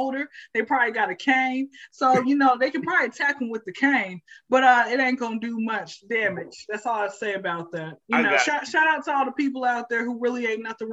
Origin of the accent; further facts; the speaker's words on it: Fairburn, Georgia, United States; also born or lived in Fayette County, Georgia; the first 10 years of my life, I was in Fairburn.